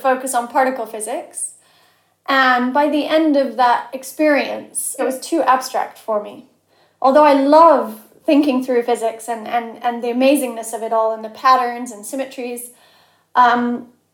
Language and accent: English; Cheshire, North West England, United Kingdom; moved away as an adult; also born or lived in Chile; I grew up in Cheshire